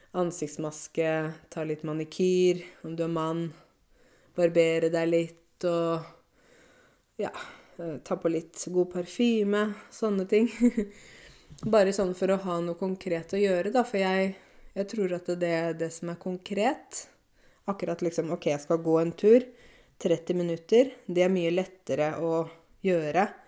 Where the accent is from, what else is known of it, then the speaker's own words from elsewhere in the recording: Åmot, Norway; moved away; jeg kjenner hver eneste krik og krok av Åmot. Det er det stedet der jeg kommer fra